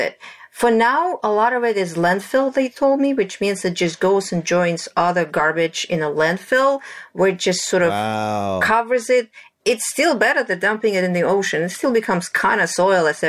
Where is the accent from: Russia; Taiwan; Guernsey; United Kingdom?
Russia; moved away; I grew up in Russia in my grandfather's farm.